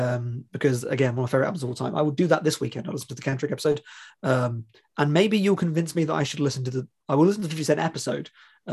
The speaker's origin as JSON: {"language": "English", "region": "England", "country": "United Kingdom", "said": "as an English person."}